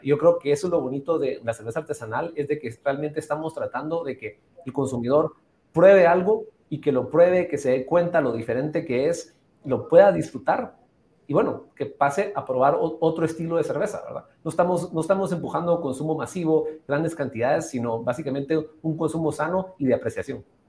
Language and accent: Spanish; Antigua Guatemala, Sacatepéquez, Guatemala; also born or lived in Atlanta, Georgia; Yo habiendo nacido y crecido en Antigua Guatemala